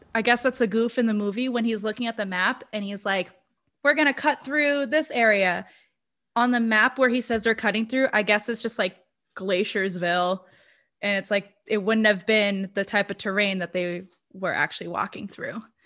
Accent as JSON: {"language": "English", "country": "Brazil", "second_language": "English", "said": "i'm brazilian english is my second language"}